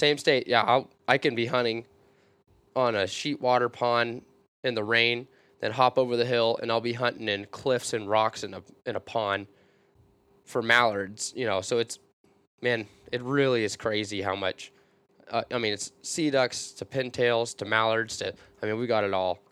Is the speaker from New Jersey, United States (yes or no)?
no; small town outside Vancouver, Washington, United States; I live in a small town on the outskirts of Vancouver, Washington